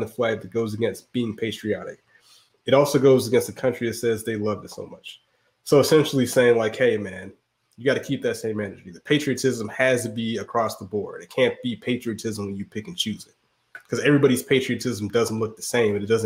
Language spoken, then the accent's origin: English; Georgia, United States; I'm from the same place you're from, dog. Like, where you want me to go back to Georgia